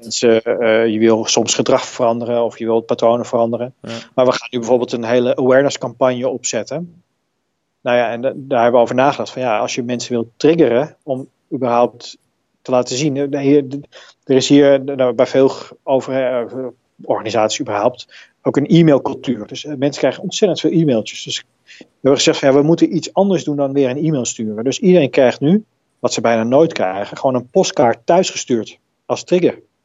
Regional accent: Netherlands

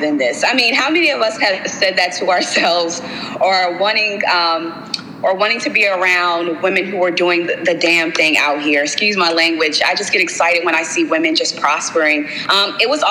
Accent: Baltimore, Maryland, United States; I'm from Baltimore

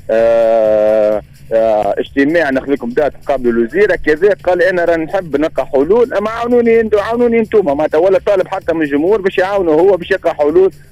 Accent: Bizerte, Bizerte Governorate, Tunisia; واني ولد بنزرت

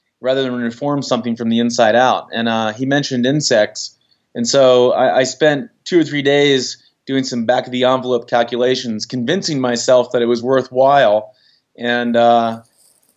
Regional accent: United States; I grew up in the Chesapeake Bay

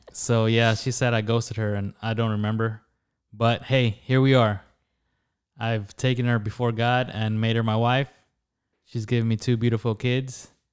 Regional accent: San Antonio, Texas, United States; I was born and raised here in San Antonio, Texas

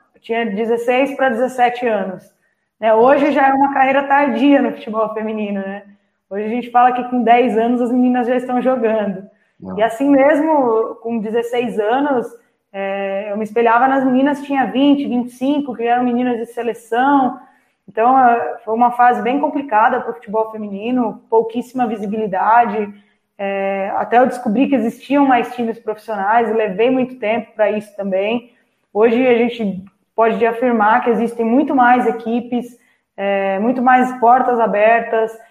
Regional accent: Itapecerica da Serra, São Paulo, Brazil; cidade de Tapicerica da Serra, que é onde eu nasci.

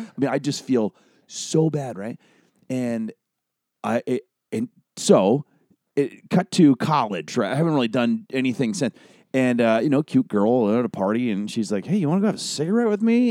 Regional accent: Honolulu, Hawaii, United States; moved away as an adult; also born or lived in Colorado / Los Angeles; born and raised in Honolulu

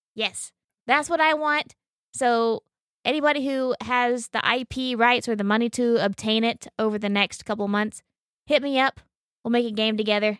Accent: Oklahoma, United States; we're from Oklahoma and we're hikers

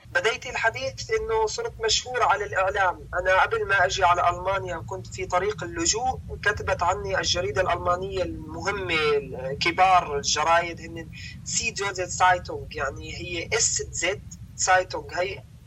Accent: Damascus, Damascus Governorate, Syria; moved away as an adult; also born or lived in Homs; انا ولدت في مخيم اليرموك تعلمت في مدارس الاونير

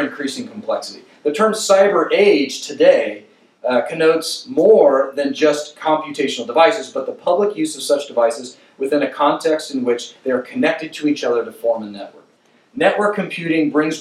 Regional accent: Kansas, United States; when I was a kid growing up in Kansas

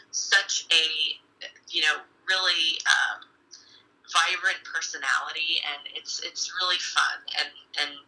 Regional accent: Wall, New Jersey, United States; also born or lived in Binghamton, New York; the Tears Foundation is actually based in my hometown of Wall

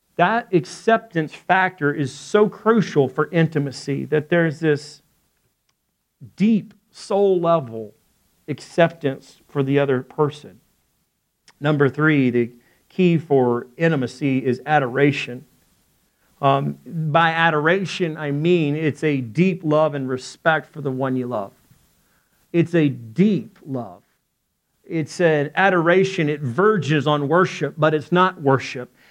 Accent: Arkansas, United States; I'm from Arkansas

